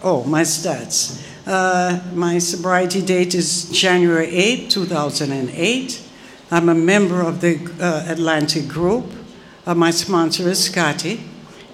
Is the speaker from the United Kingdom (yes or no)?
no; Jamaica; I'm Jamaican